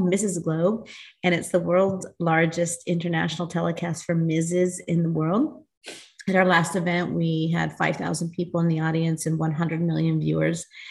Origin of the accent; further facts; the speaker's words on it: United States; also born or lived in Newport Beach, California; I am an American-born Latina American Indian, and I reside in Newport Beach, California with my husband of 30 years.